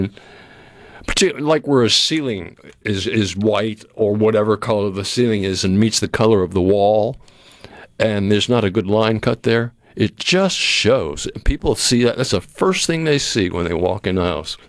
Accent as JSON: {"language": "English", "region": "New England", "country": "United States", "tie": "born or raised there", "moved": "yes", "lives_now": "Mississippi, United States", "said": "growing up in New England like I did"}